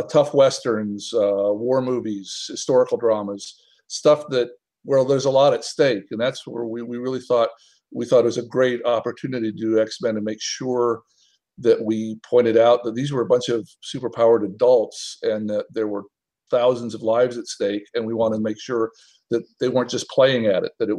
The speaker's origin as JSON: {"language": "English", "region": "Tennessee", "country": "United States", "tie": "born or raised there", "also_born_or_lived": "Atlanta / Minnesota", "moved": "yes", "lives_now": "Los Angeles, United States", "said": "I was actually born in Atlanta and grew up first in Minnesota, then in mostly in Tennessee."}